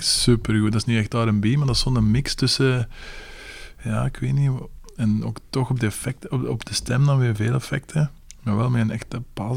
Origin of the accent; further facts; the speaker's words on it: Leuven, Flanders, Belgium; We zijn van Leuven